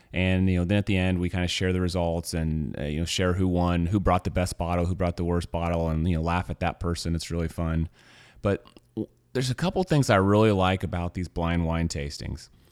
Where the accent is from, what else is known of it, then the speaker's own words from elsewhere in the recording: Missouri, United States; moved away; I'm from Missouri